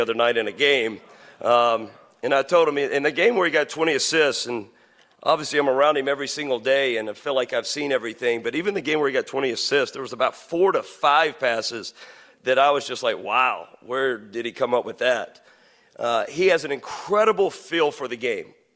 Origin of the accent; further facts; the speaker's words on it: Western Kentucky, United States; now in St. Louis, United States; Growing up in Western Kentucky, which is big, big Cardinal territory